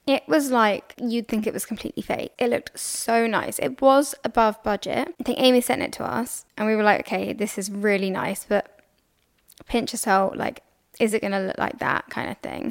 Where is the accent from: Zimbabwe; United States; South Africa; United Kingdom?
United Kingdom; England; I'm English